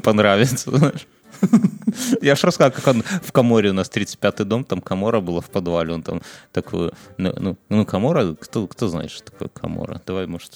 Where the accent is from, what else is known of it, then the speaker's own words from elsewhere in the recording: Belarus; я, я белорус